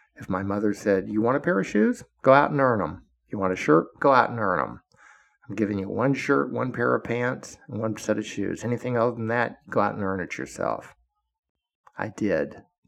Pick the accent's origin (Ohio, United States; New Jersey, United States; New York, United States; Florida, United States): Florida, United States; moved away as an adult; also born or lived in Washington, D.C.; the hard, hard, harsh facts of life growing up in Florida